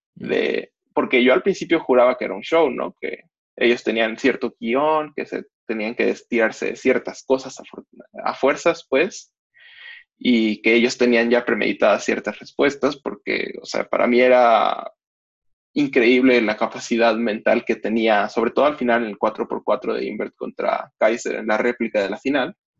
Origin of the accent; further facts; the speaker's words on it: Mexico; soy mexicano, tengo 20 años